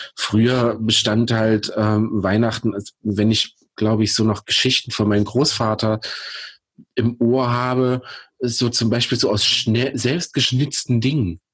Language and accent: German; Pößneck, Thuringia, Germany; in meiner Heimatstadt Pösneck